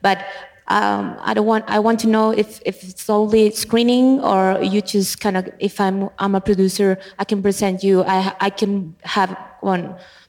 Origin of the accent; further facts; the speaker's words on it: Chile; I'm from Chile. I'm not from here